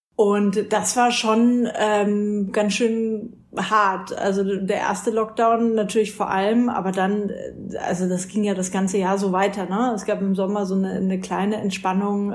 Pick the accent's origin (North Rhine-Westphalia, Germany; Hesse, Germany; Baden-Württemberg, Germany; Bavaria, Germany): Bavaria, Germany; Franconia, Fürth/Nuremberg area; ich komme aus Franken, Fürth Nürnberg, die Ecke.